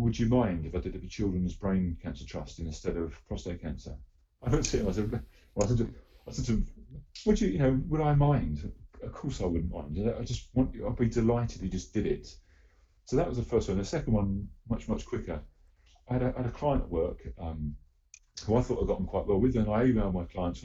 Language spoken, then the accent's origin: English; United Kingdom; I am proudly British